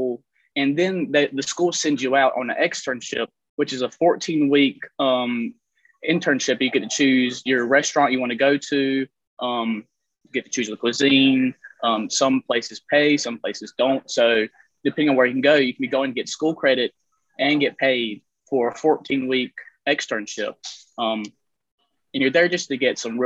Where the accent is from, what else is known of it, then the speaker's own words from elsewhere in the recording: Pink Hill, North Carolina, United States; moved away as an adult; also born or lived in New York; I'm originally from North Carolina, small town called Pink Hill, one stoplight, about 500 people